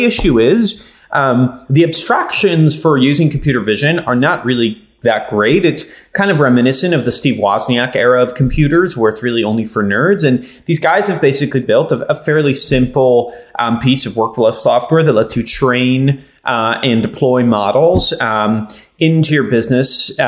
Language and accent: English; Israel; now in United States; I didn't grow up in the United States. I grew up in Israel.